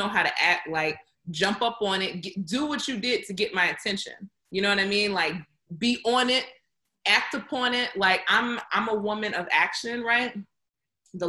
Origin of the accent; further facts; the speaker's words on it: the South, United States; I'm from the South